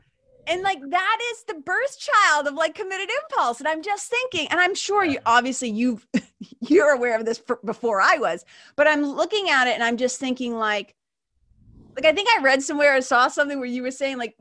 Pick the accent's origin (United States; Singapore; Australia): United States; Lawrence, Massachusetts; also born or lived in Boston; I grew up in Lawrence, Massachusetts